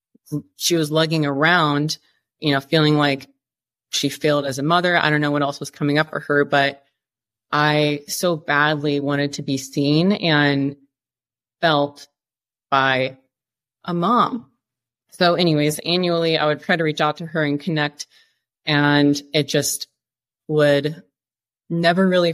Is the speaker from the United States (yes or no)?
yes; Iowa, United States; moved away as an adult; also born or lived in Dallas, Texas / Colorado; I'm from Iowa. All we have is corn and cows and pastures. There's nothing taller than a house. At least from where I grew up